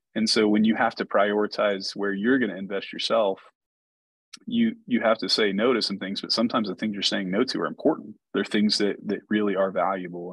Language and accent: English; Chickasha, Oklahoma, United States; in the district where I grew up in Chickasha